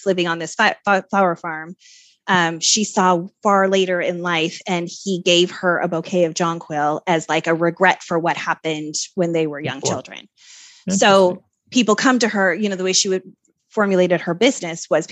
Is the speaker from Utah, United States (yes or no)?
yes; Salt Lake City, Utah, United States; moved away; Oh, I grew up there. I grew up in Salt Lake.